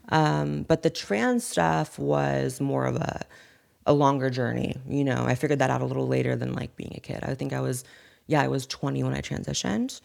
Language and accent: English; Corning, California, United States; accent: Valley Girl; also born or lived in Chico, California; I was raised in an even smaller town, no one even knows the name of, called Corning